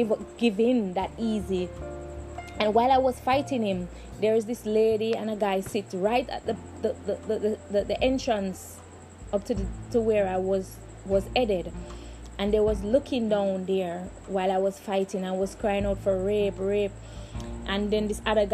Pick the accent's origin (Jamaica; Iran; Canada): Jamaica; I am from Jamaica and we are from the ghetto